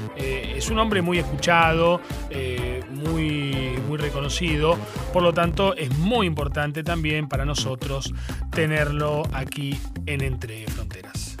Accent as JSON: {"language": "Spanish", "country": "Argentina", "said": "nosotros como argentinos"}